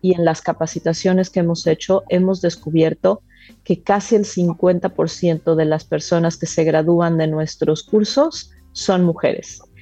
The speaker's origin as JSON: {"language": "Spanish", "country": "Mexico", "said": "yo soy mexicana"}